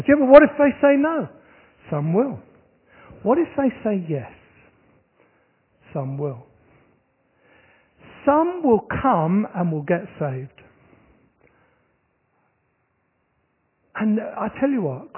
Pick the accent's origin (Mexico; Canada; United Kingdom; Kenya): United Kingdom; Horsham, South East England; moved away; my hometown, which is Horsham in Sussex